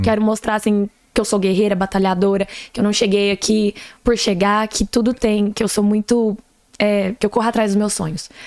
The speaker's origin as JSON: {"language": "Portuguese", "town": "Ituiutaba", "region": "Minas Gerais", "country": "Brazil", "tie": "born or raised there", "moved": "yes", "lives_now": "Atlanta, United States", "said": "eu sou mesmo é de lá de Tuiutaba, Minas Gerais"}